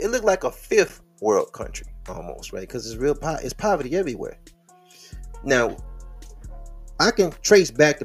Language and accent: English; Detroit, Michigan, United States; I am from Detroit. The square mileage of the city is 142 square miles.